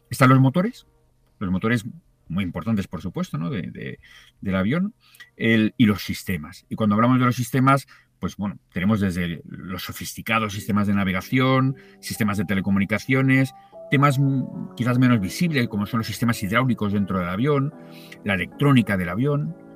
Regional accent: Tarragona, Catalonia, Spain; now in Madrid, Spain; es cierto que vivo en Madrid, pero te recuerdo que soy de Tarragona y que hace muchos años que no vivo allí.

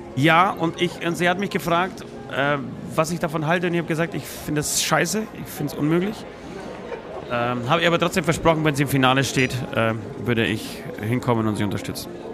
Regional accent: Poland; now in Germany; ich fahre am Freitag gleichzeitig nach Polen, besuche meine Oma wieder, besuche mein, ähm, meine Heimat wieder

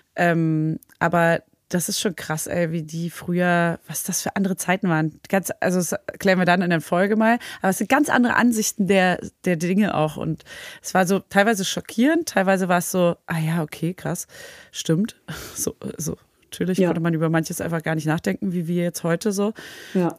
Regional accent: Berlin, Germany; now in Paris, France; ich als Berlinerin

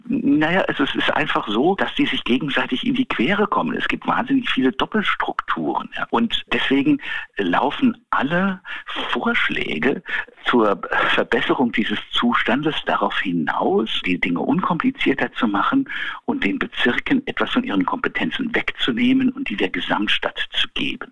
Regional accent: Berlin, Germany; also born or lived in Brandenburg; als Berliner äh, in Brandenburg gemeldet

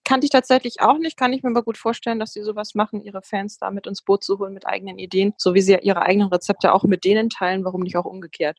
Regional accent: Bavaria, Germany; now in Berlin, Germany; Ich komme aus Bayern.

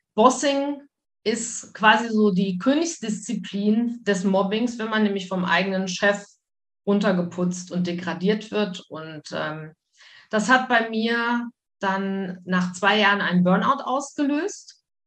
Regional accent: Wuppertal, North Rhine-Westphalia, Germany; moved away as an adult; also born or lived in Mallorca / Spain; now in Luxembourg; Also ich komme aus Wuppertal gebürtig.

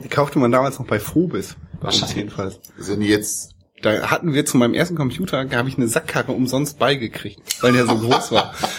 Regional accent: East Frisia, Lower Saxony, Germany; moved away; in dem Ort, wo ich groß geworden bin, gibt's gar keine Schule, deswegen muss ich nach Wittmund, nach Ostfriesland

